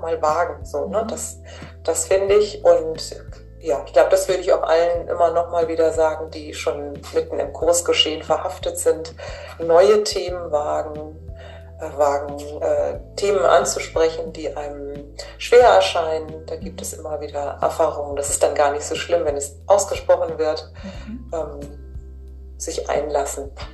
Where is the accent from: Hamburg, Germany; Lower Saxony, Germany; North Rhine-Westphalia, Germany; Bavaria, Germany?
Hamburg, Germany; Ich komme ja aus Hamburg